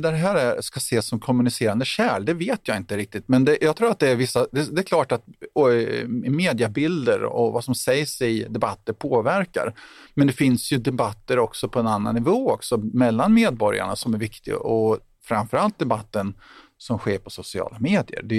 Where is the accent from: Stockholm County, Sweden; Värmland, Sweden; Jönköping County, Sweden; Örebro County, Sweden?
Jönköping County, Sweden; Tranås; jag kommer själv ursprungligen från Tranås och det här är, liksom, det är svåra saker att diskutera i, små, i mindre samhällen ute på landsbygden och så vidare.